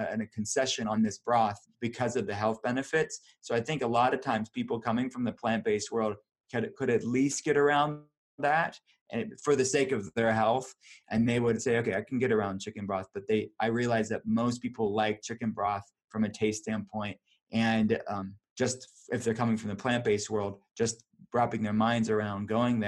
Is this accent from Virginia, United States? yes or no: no; Pittsburgh, Pennsylvania, United States; I'm from Pittsburgh